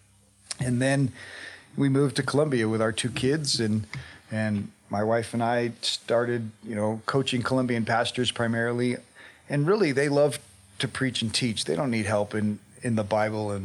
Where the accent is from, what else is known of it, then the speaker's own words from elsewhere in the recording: Colorado, United States; Yeah, so obviously I grew up here in Colorado